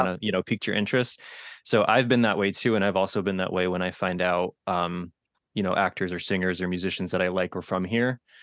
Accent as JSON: {"language": "English", "region": "Connecticut", "country": "United States", "tie": "born or raised there", "said": "we are both from Connecticut. We are both raised in Connecticut"}